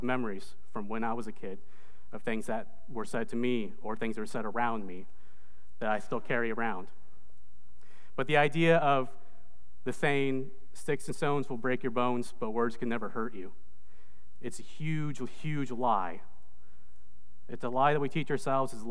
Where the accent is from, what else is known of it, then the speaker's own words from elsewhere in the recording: Indiana, United States; moved away as an adult; also born or lived in Indonesia / Michigan / Maine; now in Greensboro, United States; I was actually born in Indonesia, but I grew up in the United States. I was adopted as a baby, and I grew up in Indiana.